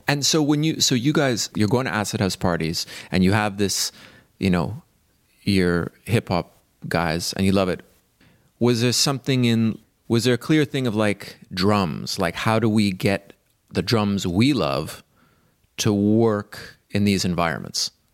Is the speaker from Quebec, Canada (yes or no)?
yes; Montreal, Quebec, Canada; I grew up in Montreal